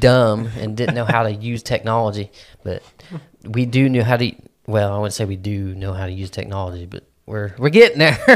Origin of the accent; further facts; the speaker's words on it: Midwest, United States; I'm a Midwesterner